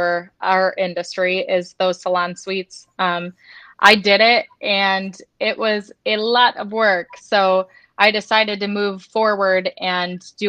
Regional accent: Detroit, Michigan, United States; moved away as an adult; I grew up in the Detroit area.

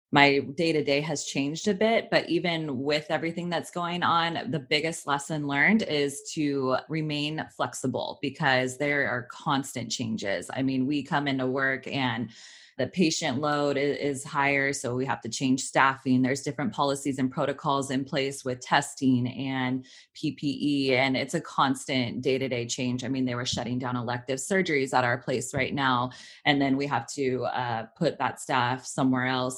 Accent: Sacramento, California, United States; moved away as an adult; now in Los Angeles, United States; I grew up in Sacramento.

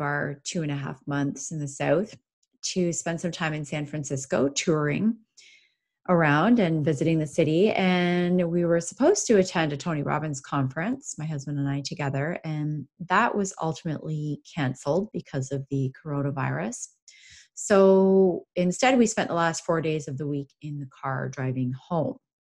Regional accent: Canada; I'm from Canada

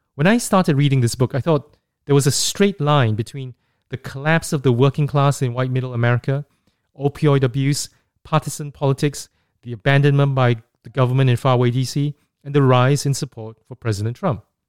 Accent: Singapore; growing up in Singapore in the nineteen eighties

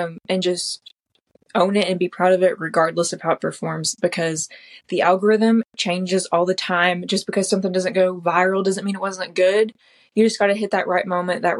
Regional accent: Lebanon, Tennessee, United States; also born or lived in Tellico Plains, Tennessee; I've always lived in Tennessee, but I was born in East Tennessee in the Appalachian Mountains, and I lived there until I was 9

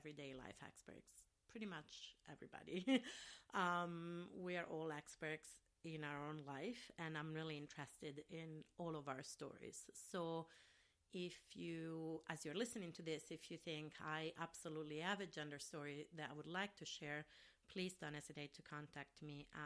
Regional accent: Rome, Lazio, Italy; English is a second language; now in Minneapolis, United States; I'm from Rome, Italy, so in the area where I'm from originally

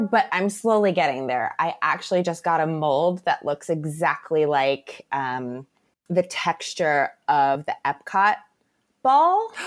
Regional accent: Tampa Bay area, Florida, United States; I am a lifelong Floridian and I am from the Tampa Bay area

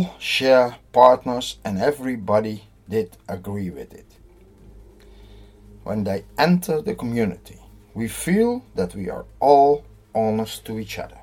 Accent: Netherlands; I'm from the Netherlands

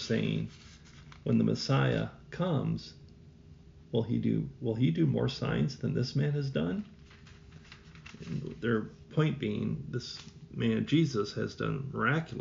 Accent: Northwest Iowa, United States; moved away; I'm from Northwest Iowa

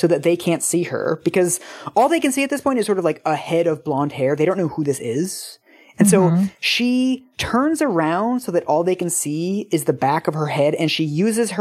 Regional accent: West Coast, United States; I am from the West Coast.

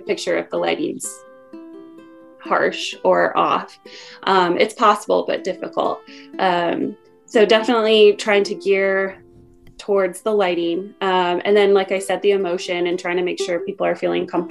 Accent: Michigan, United States; moved away; also born or lived in Indiana; I am from Michigan

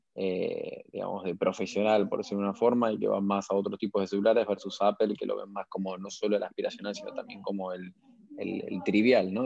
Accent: Argentina; tenemos la capacidad como argentinos

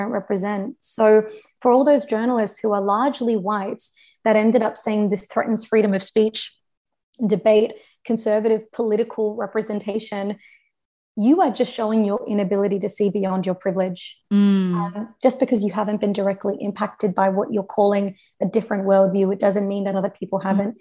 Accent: Australia

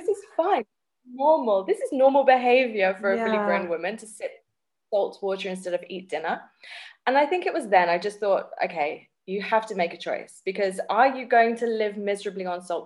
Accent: England, United Kingdom; now in South Africa; I grew up in England, yeah. I'm British. Although I'm in South Africa now

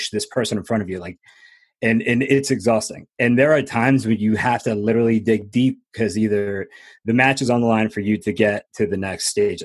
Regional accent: New Jersey, United States; also born or lived in Florida; I was born in Florida. And then finally we got to New Jersey, and my mother worked extremely hard by herself. She worked like three jobs, raised my brother

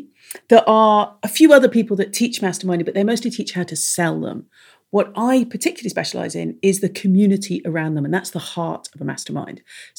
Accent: Ireland; accent: English; I am Irish, nomadic, when it isn't a time of plague. I have an English accent, which is extremely confusing for everyone, most of all for me.

